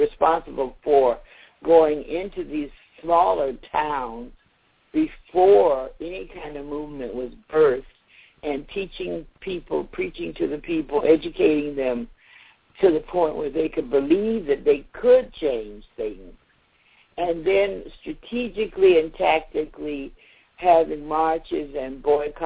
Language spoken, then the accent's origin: English; Savannah, Georgia, United States; moved away; also born or lived in Atlanta, Georgia; I was born in Savannah